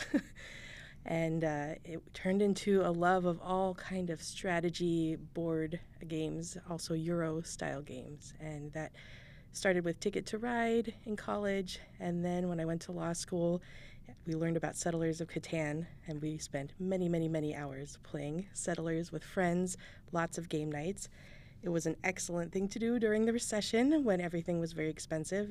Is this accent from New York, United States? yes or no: no; Chandler, Arizona, United States; moved away; also born or lived in Northwest; I grew up in Chandler. I'm back in Chandler after a hiatus in the Northwest